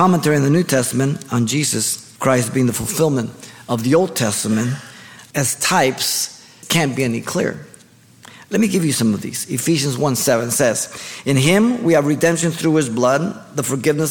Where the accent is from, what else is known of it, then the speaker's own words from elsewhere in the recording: Mexico; now in United States; I was raised in Mexico and I lived there and then I came to the United States